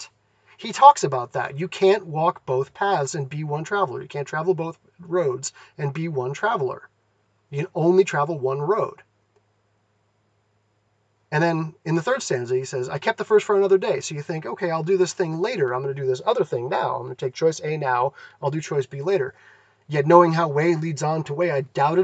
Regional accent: Massachusetts, United States; moved away as an adult; also born or lived in California; I grew up in Massachusetts. I moved to California for college

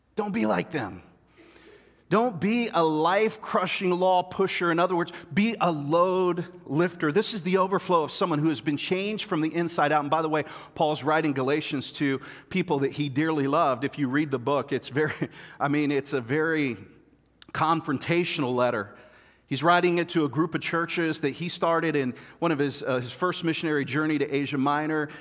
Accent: Kansas City, United States; I'm from Kansas City

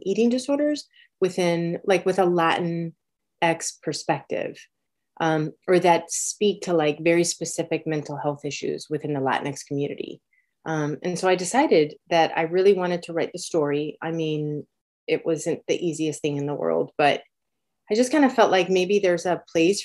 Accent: Miami, Florida, United States; moved away as an adult; also born or lived in Los Angeles, United States; now in Boston, United States; we moved to Miami, and I actually grew up in Miami

